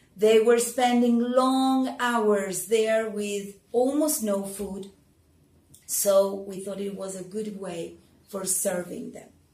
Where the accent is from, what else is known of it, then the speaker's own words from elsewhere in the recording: Argentina; I am from Argentina.